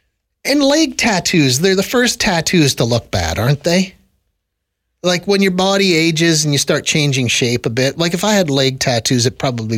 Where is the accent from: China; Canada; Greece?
Canada; Saskatchewan; accent: Saskatchewan; moved away; we adopt the Saskatchewan accent anytime we talk about my home country, the old country where I grew up.